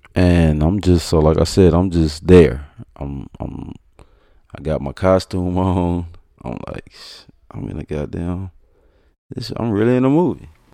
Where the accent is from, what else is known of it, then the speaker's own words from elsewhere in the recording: Fort Worth, Texas, United States; I'm from Fort Worth, Texas, east side to be exact